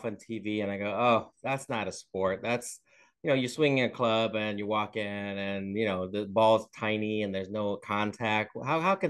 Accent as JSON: {"language": "English", "region": "Northern Virginia", "country": "United States", "tie": "born or raised there", "also_born_or_lived": "Vietnam", "said": "I have spent most of my life in Northern Virginia. We came over here from Vietnam, but since then I've been in Northern Virginia."}